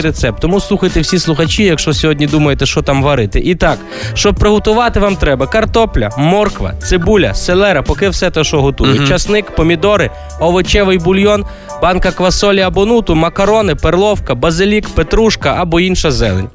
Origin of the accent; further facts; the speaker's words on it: Galicia, Ukraine; Пляцок у нас кажуть на Галичині